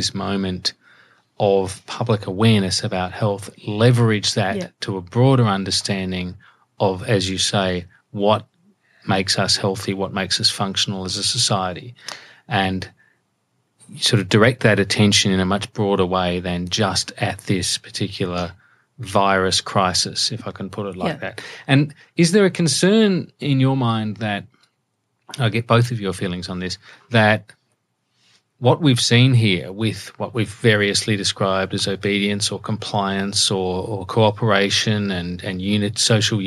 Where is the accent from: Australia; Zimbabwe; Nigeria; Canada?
Australia; Adelaide, South Australia; I grew up in Adelaide